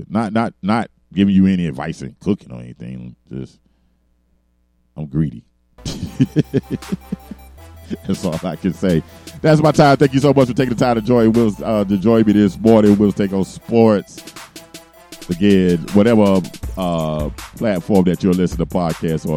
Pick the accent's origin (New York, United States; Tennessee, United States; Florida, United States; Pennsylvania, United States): Florida, United States; Miami; my hometown, Miami